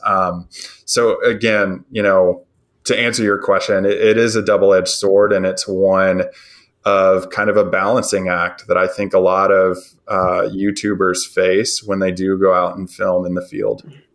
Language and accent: English; Nashville, Tennessee, United States; now in West Tennessee, United States; I was born and raised in Nashville, Tennessee